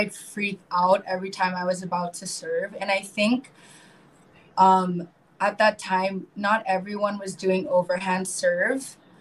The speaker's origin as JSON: {"language": "English", "area": "Marin County, north of San Francisco", "region": "California", "country": "United States", "tie": "born or raised there", "moved": "as an adult", "lives_now": "Philippines", "said": "I grew up um, in the States, uh, north of San Francisco, called uh, Marin County."}